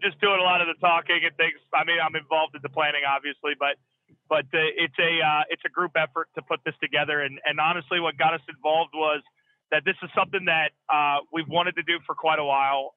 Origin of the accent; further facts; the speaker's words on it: United States; I'm in the lower 48. I'm an American trucker